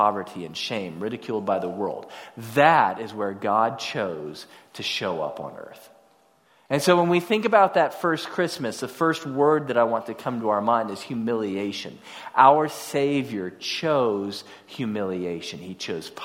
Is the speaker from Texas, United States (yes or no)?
yes; Houston, Texas, United States; also born or lived in College Station, Texas; I came from North Houston